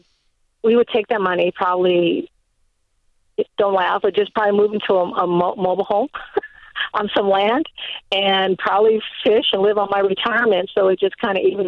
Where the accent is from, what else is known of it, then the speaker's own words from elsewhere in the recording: California, United States; moved away; I'm originally from California